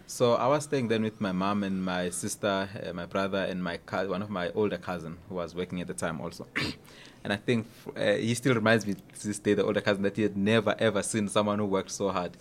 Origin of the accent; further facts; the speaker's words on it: Durban, KwaZulu-Natal, South Africa; moved away as an adult; also born or lived in Cape Town; I was actually born in Durban, uh, in, in, uh, in Maran Hill, just outside Durban